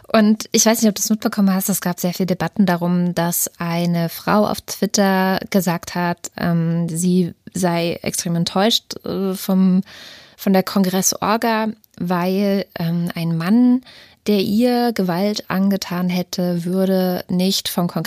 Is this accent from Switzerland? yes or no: no; East Germany, Germany; born there; Also ich bin selber in der DDR geboren.